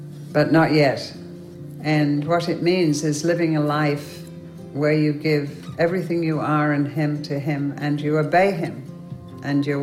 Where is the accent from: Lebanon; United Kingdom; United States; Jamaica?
United Kingdom; accent: British; moved away; I'm British.